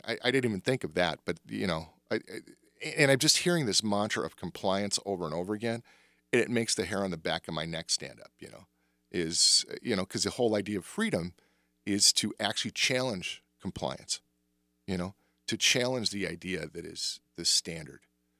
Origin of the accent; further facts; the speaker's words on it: the South, United States; born there; I was born in the Jim Crow South, and my mom is from the South.